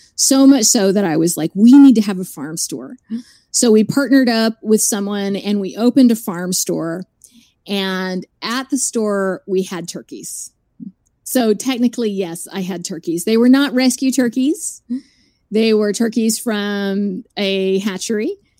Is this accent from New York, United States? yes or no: no; Dallas, Texas, United States; I grew up in Dallas